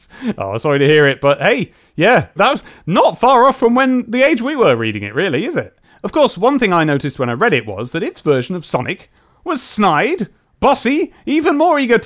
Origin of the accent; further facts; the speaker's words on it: England, United Kingdom; accent: English; my English accent